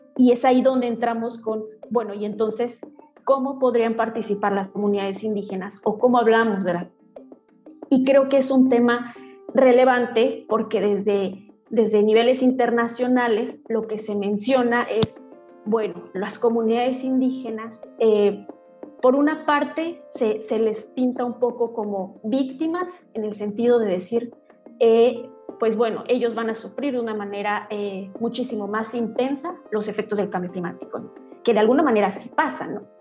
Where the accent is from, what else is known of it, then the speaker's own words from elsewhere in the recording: San Sebastián Tecomaxtlahuaca, Oaxaca, Mexico; yo soy mixteca, originaria de San Sebastián, Tecomaxlahuaca, Oaxaca